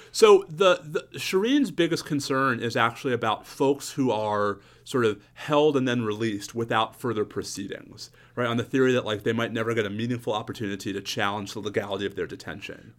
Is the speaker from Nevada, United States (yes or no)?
no; New York, United States; As a New Yorker growing up in the nineteen eighties